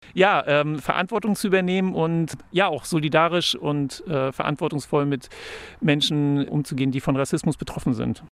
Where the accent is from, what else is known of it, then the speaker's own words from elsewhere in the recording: Kiel, Schleswig-Holstein, Germany; now in Berlin, Germany; Ich komme aus Kiel, wohne in Berlin.